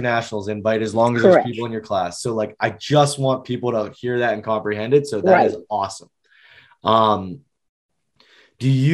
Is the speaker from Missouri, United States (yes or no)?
no; Pennsylvania, United States; we're from Pennsylvania